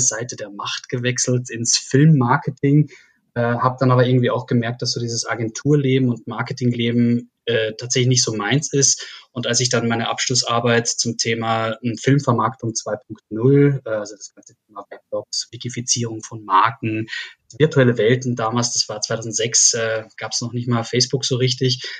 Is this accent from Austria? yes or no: yes; Salzkammergut, Upper Austria, Austria; moved away as an adult; also born or lived in Graz; now in Berlin, Germany; ich äh, bin gebürtiger Österreicher, komme aus Oberösterreich, aus dem schönen Salzkammergut, bin dort groß geworden